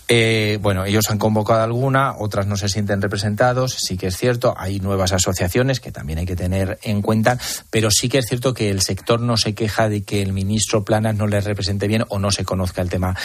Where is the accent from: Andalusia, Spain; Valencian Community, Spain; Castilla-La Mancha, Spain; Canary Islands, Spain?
Castilla-La Mancha, Spain; Almansa; los que somos de Almansa